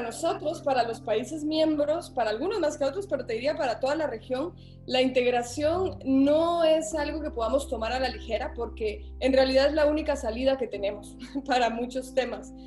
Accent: Guatemala; yo me considero una centroamericana nacida en Guatemala

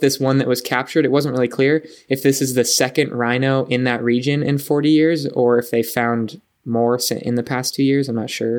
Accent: San Diego, California, United States; moved away as an adult; I grew up in San Diego

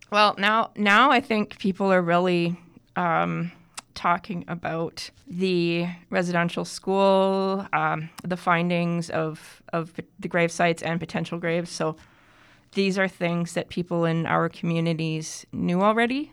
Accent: Toronto, Ontario, Canada; I grew up in Toronto, actually. Yeah. I'm a big city kid

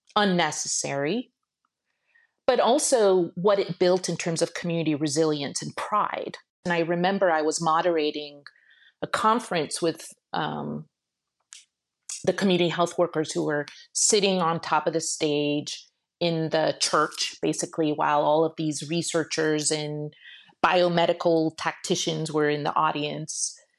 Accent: Shiraz, Fars, Iran; moved away; I was born in Iran, and I was very interested in taking a semester and going to Iran and working with a nomadic tribe, uh, near where I was born in Shiraz

